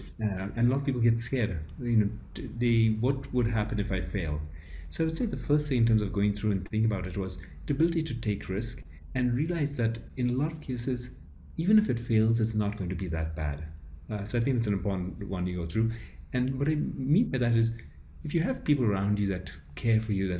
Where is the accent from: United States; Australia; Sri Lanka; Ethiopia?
Ethiopia; I grew up in Ethiopia where it is a large village of a lot of people and you have your family, you've extended people.